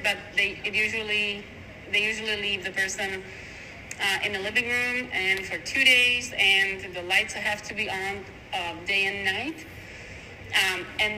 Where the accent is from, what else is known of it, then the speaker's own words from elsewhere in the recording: Slovakia; moved away; also born or lived in Czech Republic; I was born in Czech Republic because my parents were, my father was stationed there, but I'm actually Slovak